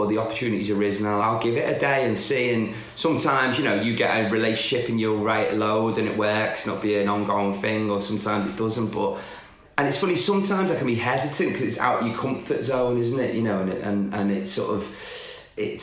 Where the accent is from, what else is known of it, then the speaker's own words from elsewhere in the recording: the Wirral, North West England, United Kingdom; I'm from the Wirral, which is just across the water.